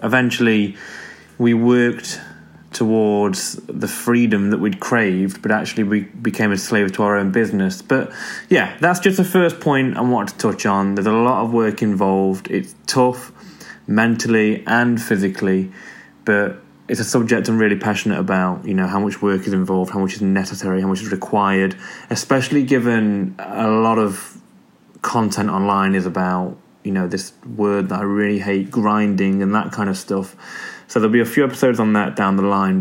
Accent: Derby, East Midlands, United Kingdom; I'm from Derby in the UK

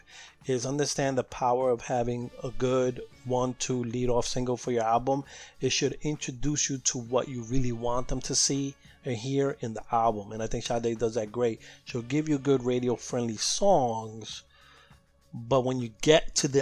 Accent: New York City, New York, United States; as a Latino growing up in New York City

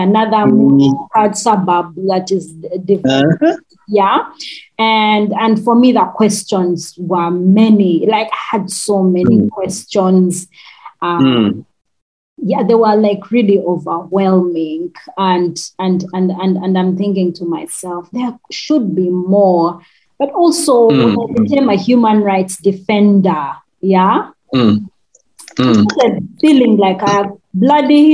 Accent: Uganda; accent: Rutshuga; my Rutshuga accent

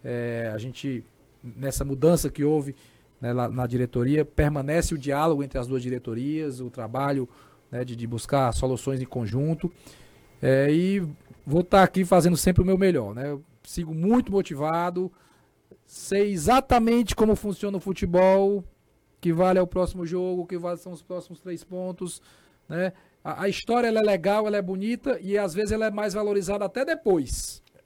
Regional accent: Brazil; como brasileiro

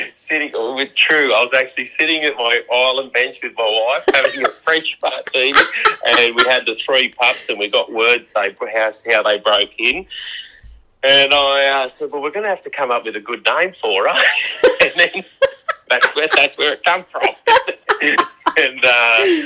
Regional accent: New South Wales, Australia; it's just my home state, and that's when I remember going camping with my family when I was a young kid

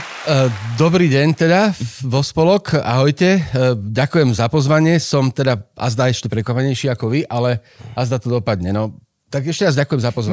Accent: Bratislava, Bratislava Region, Slovakia; moved away; also born or lived in Dolná Krupá, Trnava Region / Nitra; ja som sa narodil tu na v Bratislave, dokonca pod hradom, na Novosvedskej ulici vlastne nedaleko eh, amerického konzulátu, myslím, že tam, proste pod Slavínom, úplne pod Slavínom a v nejakom štádiu, tak som, v nejakom veku sme sa proste presťahovali do Dolnej Krupe, čo je pri Trnave. Tam som vychodil strednú školu

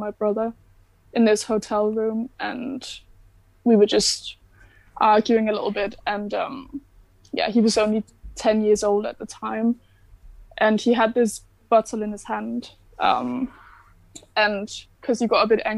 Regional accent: Denmark; moved away as an adult; now in Birmingham, United Kingdom; I am from Denmark

